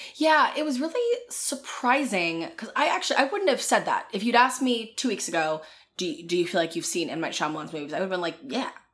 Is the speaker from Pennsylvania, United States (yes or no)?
yes; Philadelphia, Pennsylvania, United States; I'm from Philadelphia